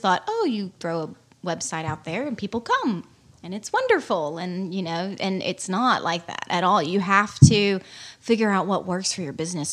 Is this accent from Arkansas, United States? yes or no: yes; Arkansas, United States; I grew up in Arkansas and outdoors all my life